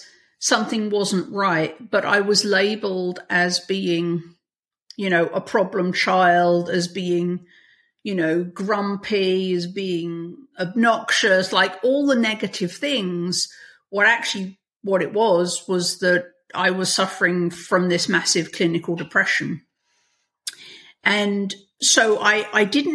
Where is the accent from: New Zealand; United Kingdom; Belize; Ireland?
United Kingdom; England; moved away as an adult; now in United States; You can probably tell from my accent, I didn't grow up in America. So I grew up in England.